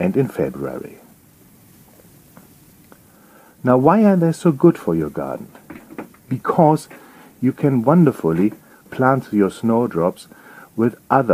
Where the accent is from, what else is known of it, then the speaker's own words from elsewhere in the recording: Germany; accent: German; English is a second language; moved away as an adult; now in England, United Kingdom; You will pick up from my accent that I'm not native British, I'm German. And I have to tell you, when I moved from Germany to England